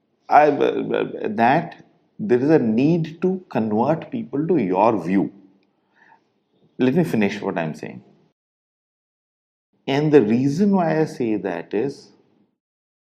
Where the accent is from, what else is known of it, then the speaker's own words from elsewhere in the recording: India; us Indians